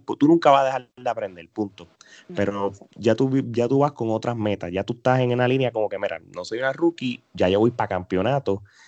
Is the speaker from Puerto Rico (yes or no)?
yes; Puerto Rico; somos puertorriqueños